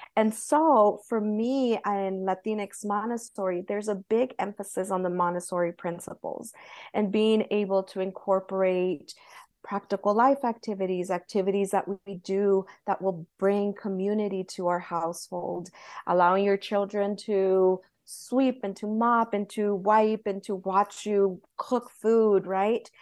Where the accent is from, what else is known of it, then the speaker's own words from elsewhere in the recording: Southern California, United States; moved away as an adult; where I grew up in California